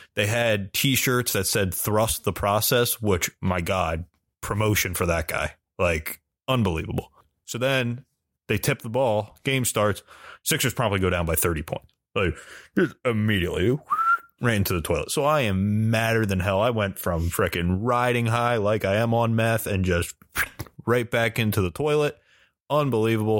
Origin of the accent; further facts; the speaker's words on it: Allentown, Pennsylvania, United States; I'm from Allentown, but it's like an hour outside of Philly